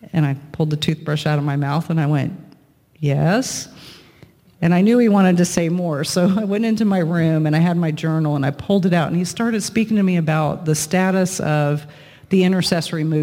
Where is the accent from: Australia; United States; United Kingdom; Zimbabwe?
United States; Lakeland, Florida; my hometown of Lakeland in Florida